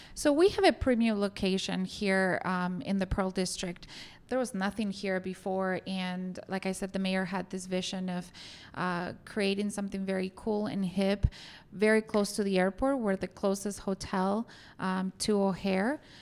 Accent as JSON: {"language": "English", "country": "Argentina", "tie": "born or raised there", "also_born_or_lived": "New Orleans", "moved": "as an adult", "lives_now": "Chicago, United States", "said": "I'm originally from Argentina, so I went to school there. I went to college and started working for a couple of hotels in downtown Buenos Aires"}